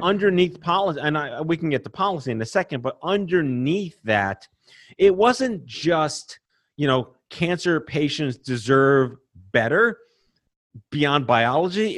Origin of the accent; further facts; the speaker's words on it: New York City, New York, United States; I born and raised in New York City